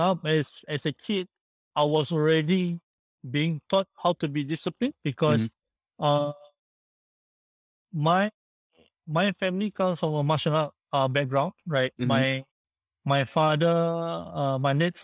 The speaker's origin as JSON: {"language": "English", "country": "Singapore", "also_born_or_lived": "France", "said": "I came back from France to Singapore. I had to serve my national service for 2 years."}